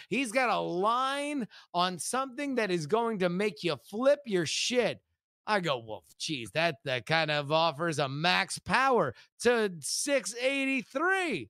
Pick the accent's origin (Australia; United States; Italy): United States; Florida; we're from Florida